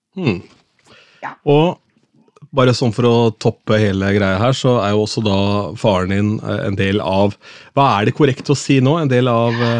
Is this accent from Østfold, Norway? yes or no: yes; Askim, Østfold, Norway; also born or lived in Sarpsborg; jeg er jo fra Askim, men er født i Sarpsborg